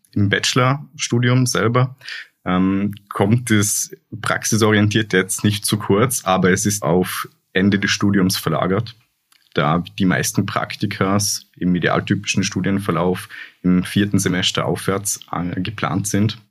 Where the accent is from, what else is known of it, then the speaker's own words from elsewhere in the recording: Hohenems, Vorarlberg, Austria; moved away as an adult; now in Linz, Austria; ich komme ja aus Hohenems, aus Vorarlberg